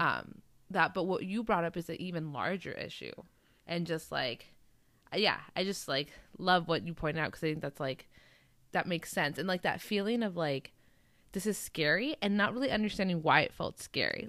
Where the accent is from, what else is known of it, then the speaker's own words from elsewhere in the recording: Southern California, United States; I rep Sou-, Socal more than you know, obviously NorCal, I'm not from NorCal